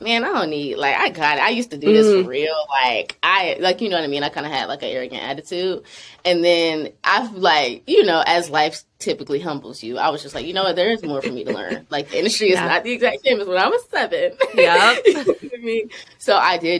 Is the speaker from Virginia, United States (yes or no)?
no; Charlotte, North Carolina, United States; now in Atlanta, United States; I'm from Charlotte, North Carolina originally, but I'm based in Atlanta